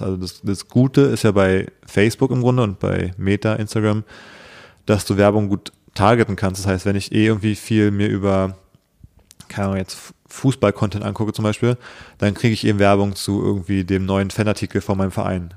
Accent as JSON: {"language": "German", "region": "Berlin", "country": "Germany", "tie": "born or raised there", "said": "ich gebürtiger Berliner bin"}